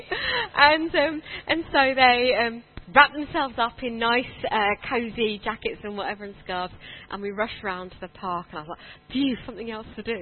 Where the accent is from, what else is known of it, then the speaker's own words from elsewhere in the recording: London, United Kingdom; moved away as an adult; also born or lived in India; now in Croydon, United Kingdom; I grew up born in India, but did all my growing up in Wimbledon.